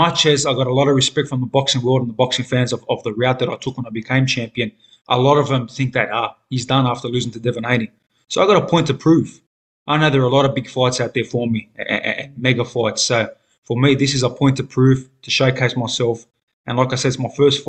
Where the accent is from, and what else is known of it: Australia